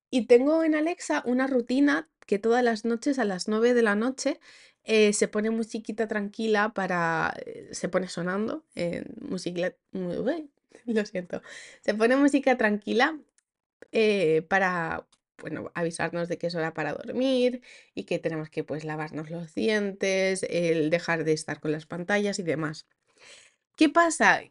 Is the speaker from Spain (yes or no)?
yes; Asturias, Spain; first language Spanish; moved away as an adult; Donde nací, nací en Asturias